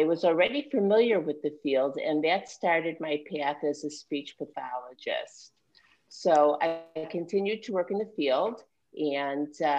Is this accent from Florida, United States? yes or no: no; Chicago, Illinois, United States; moved away as an adult; also born or lived in New York; I was born and raised in Chicago.